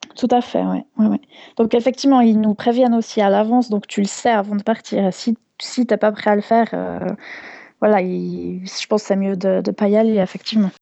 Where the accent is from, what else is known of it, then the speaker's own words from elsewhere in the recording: Switzerland; je venais de Suisse